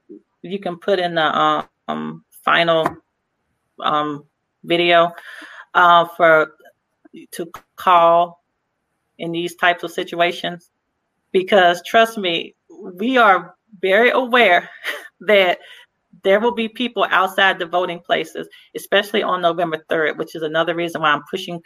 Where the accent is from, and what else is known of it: Mobile, Alabama, United States; moved away